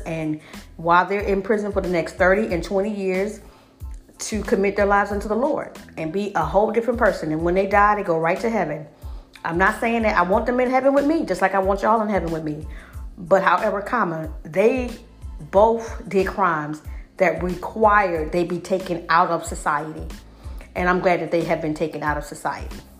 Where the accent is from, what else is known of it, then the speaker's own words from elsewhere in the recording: Alabama, United States; I grew up in Alabama